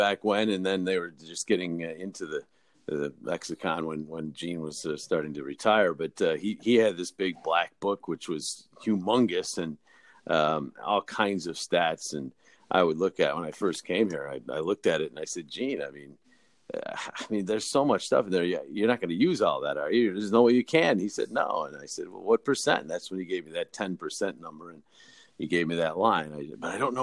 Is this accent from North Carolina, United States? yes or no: no; upstate New York, United States; now in Philadelphia, United States; I'm from upstate New York, which is further from New York City than Philadelphia. I mean, I was 3.5 hours away from New York City by driving where I grew up